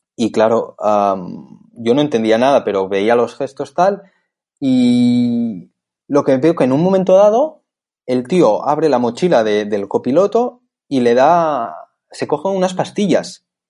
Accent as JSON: {"language": "Spanish", "town": "Barcelona", "region": "Catalonia", "country": "Spain", "said": "soy de Barcelona"}